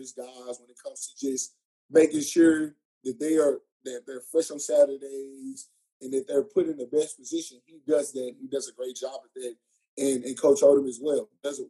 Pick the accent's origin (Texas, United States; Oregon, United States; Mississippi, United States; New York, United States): Texas, United States; Dallas; now in Houston, United States; I'm from Dallas, not far from home.